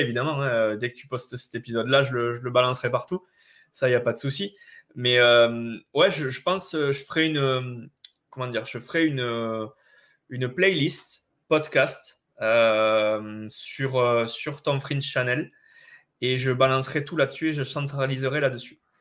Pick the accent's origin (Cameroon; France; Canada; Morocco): France; on est français